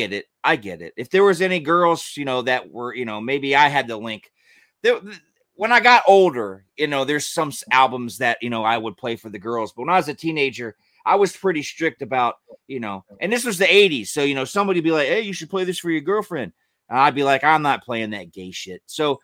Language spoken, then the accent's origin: English; Georgia, United States; I grew up in Georgia.